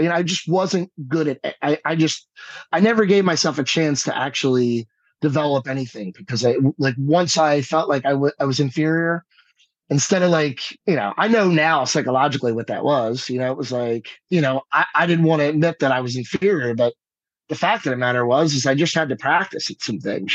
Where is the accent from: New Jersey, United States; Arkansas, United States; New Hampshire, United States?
New Jersey, United States; Stratford; moved away as an adult; also born or lived in California / South Carolina / New York; I'm back here, right here in Stratford, New Jersey